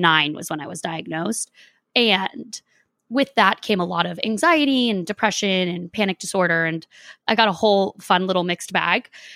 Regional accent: Boston, Massachusetts, United States; moved away as an adult; also born or lived in Los Angeles; I don't live there now, but, like, I'm from Boston

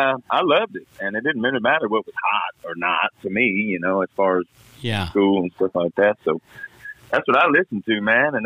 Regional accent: Vicksburg, Mississippi, United States; Born and raised in Vicksburg, Mississippi, couldn't be more proud of it.

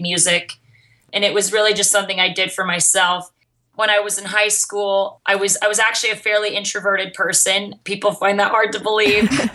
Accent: Mesa, Arizona, United States; I grew up in Mesa, Arizona

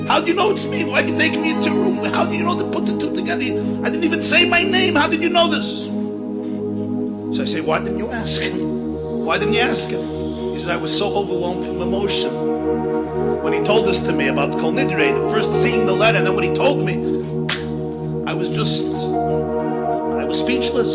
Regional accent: New York City, New York, United States; I grew up in the Crown Heights section of Brooklyn

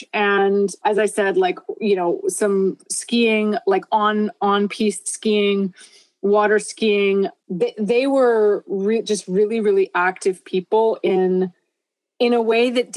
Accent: Vancouver, British Columbia, Canada; moved away as an adult; also born or lived in Southern California; now in Bainbridge Island, United States; I grew up in Vancouver, Canada

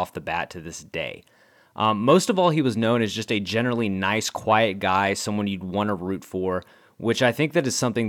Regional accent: San Antonio Hill Country area, Texas, United States; We grew up playing baseball in the San Antonio Hill Country area.

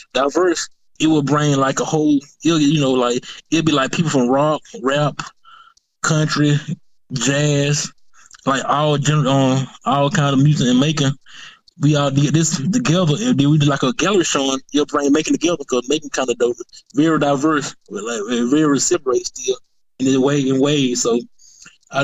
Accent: Macon, Georgia, United States; growing up in Macon, you know, like I didn't know, like, you know, coming from Pleasant Hill

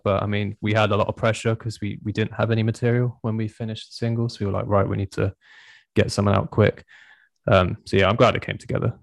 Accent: Swindon, South West England, United Kingdom; we're all from Swindon

